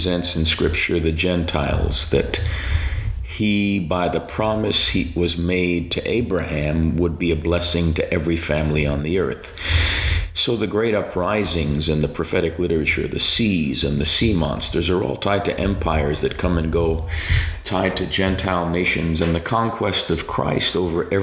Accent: New York City, New York, United States; I grew up in New York City. I'm a native New Yorker, and as a kid, growing up in Staten Island, the smallest of the five boroughs of New York

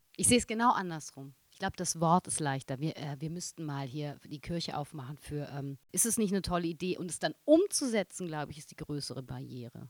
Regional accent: Berlin, Germany; da wo ich groß geworden bin, so ein Wilmersdorf oder ein Dahlem

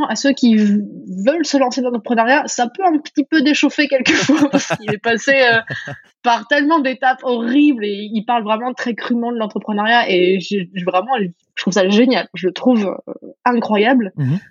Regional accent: France; accent: French; moved away; also born or lived in New York; j'avais l'accent le plus français

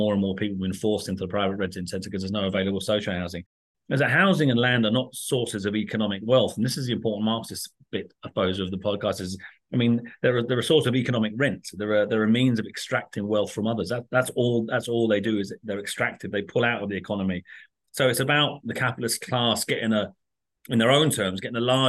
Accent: London, United Kingdom; now in Ireland; when I grew up in London

